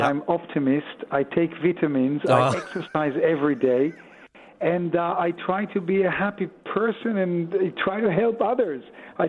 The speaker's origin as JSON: {"language": "English", "town": "Tel Aviv", "region": "Tel Aviv District", "country": "Israel", "tie": "born or raised there", "also_born_or_lived": "Sonning-on-Thames, England", "moved": "as an adult", "said": "You remember I was born here in Tel Aviv."}